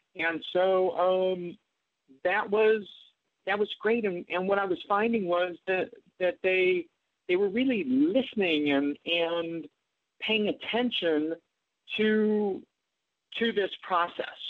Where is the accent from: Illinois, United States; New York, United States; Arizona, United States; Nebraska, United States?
Nebraska, United States; Omaha; moved away; I grew up in Omaha, Nebraska